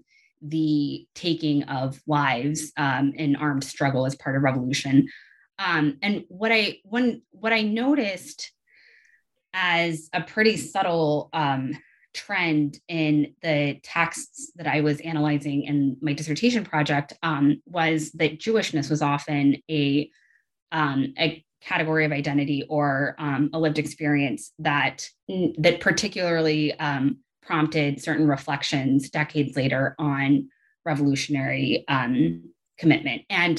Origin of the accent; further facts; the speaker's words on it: Atlanta, Georgia, United States; also born or lived in South Carolina; I grew up I grew up and went to school kind of all over the Southeast region. I am originally from Atlanta, and I went to College of Charleston in South Carolina for my undergraduate degree.